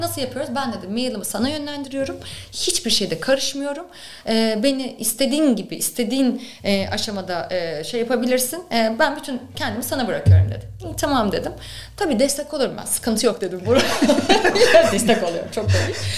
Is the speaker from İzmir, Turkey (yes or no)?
no; Ankara, Turkey; moved away as an adult; also born or lived in Istanbul; ben Ankara'lıyım aslında. E, Ankara'da okurken e, derdim ki ben yani Ankara'dan gitmeyeceğim.